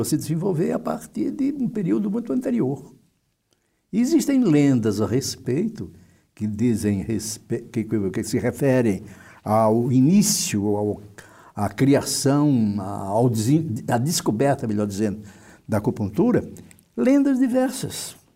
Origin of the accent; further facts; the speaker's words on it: Fortaleza, Ceará, Brazil; moved away as an adult; also born or lived in Porto Alegre / São Paulo; eu terminei meu curso de, de medicina em Fortaleza, no Ceará, de onde eu venho.